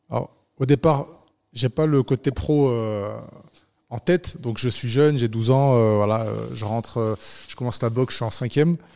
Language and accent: French; Toulon, Provence-Alpes-Côte d'Azur, France; also born or lived in Cannes; Donc, je suis né à Cannes. Et je suis arrivé à l'âge de 8-9 ans à Toulon. Voilà, donc j'ai grandi dans un quartier